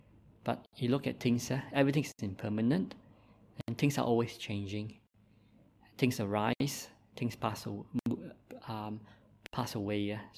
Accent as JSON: {"language": "English", "country": "Malaysia", "tie": "born there", "accent": "Malaysian", "second_language": "English", "said": "I make my English improve now, but I was born in Malaysia, so I have a Malaysian accent, and sometimes my English and writing is not that perfect."}